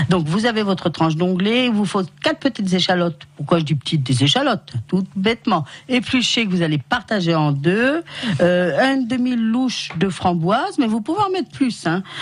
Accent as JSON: {"language": "French", "country": "France", "said": "en tant que bon Français et ancien joueur de foot"}